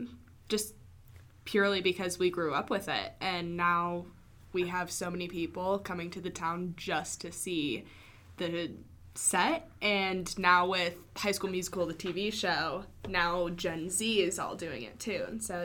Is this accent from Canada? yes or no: no; Newport Beach, California, United States; I grew up in Newport Beach, California